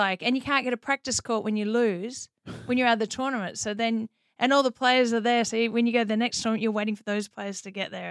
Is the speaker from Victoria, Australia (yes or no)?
yes; Melbourne, Victoria, Australia; accent: Australian; moved away as an adult; now in United States; I grew up in Melbourne, Australia